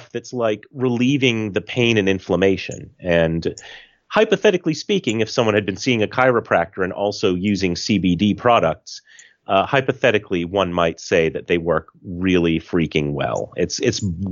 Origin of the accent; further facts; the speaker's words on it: United States; the American in the room